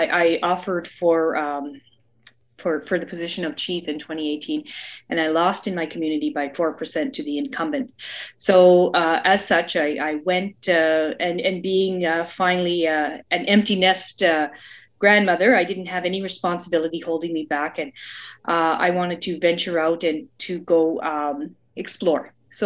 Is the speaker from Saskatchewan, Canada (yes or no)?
no; Listuguj Mi'gmaq First Nation, Quebec, Canada; I'm from the Listigouche Mi'kmaq First Nation. I'm a mother, a grandmother.